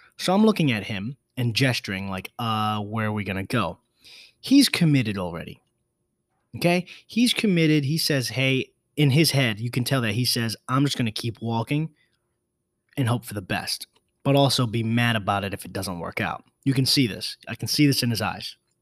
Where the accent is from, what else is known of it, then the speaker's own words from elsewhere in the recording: New York City, New York, United States; I was born in the Bronx